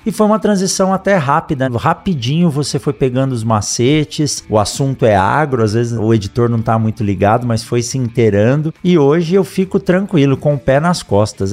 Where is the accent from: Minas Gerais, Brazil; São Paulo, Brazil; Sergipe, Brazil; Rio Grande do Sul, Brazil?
São Paulo, Brazil; now in Mato Grosso, Brazil; eu sou nascido em São Paulo e eu conheci praticamente a cidade de São Paulo andando de bicicleta com os meus amigos